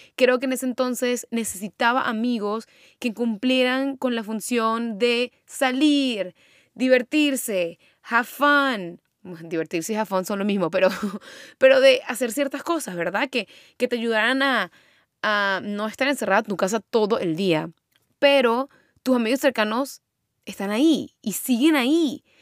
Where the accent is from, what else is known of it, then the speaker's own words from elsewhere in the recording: Venezuela; moved away as an adult; now in United States; yo me mudé de Venezuela, bueno, salí de Venezuela, me mudé para Estados Unidos